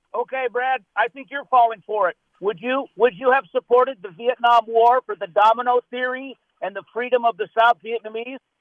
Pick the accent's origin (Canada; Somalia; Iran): Iran; now in Glendale, United States; I'm from the Islamic Republic of Iran.